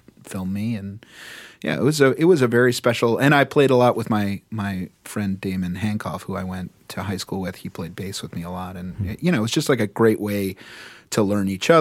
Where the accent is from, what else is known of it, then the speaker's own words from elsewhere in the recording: New York City, New York, United States; as a New Yorker